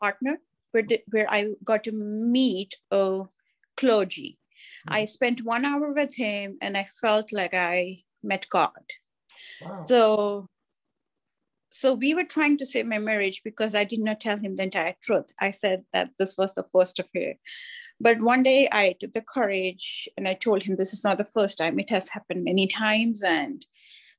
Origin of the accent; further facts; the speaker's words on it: India; moved away as an adult; now in United States; I was born in India